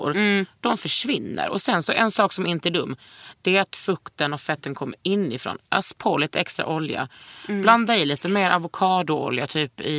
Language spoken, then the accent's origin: Swedish; Blekinge, Sweden; accent: Blekinge dialect; Ja, Vår dialekt {S0} är svår. {S1} Ja, det är den. Mm. Blekiskan är fan eh, den